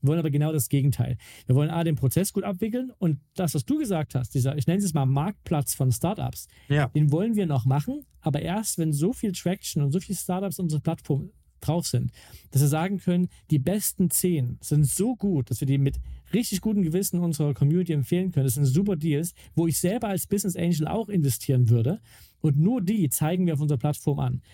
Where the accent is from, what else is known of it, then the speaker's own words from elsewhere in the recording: Mittweida, Saxony, Germany; In Mittweida, also wo ich herkomme, ihr kleines Städtchen.